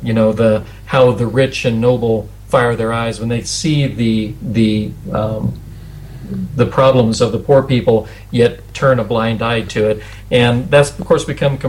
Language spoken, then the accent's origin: English; United States; As an American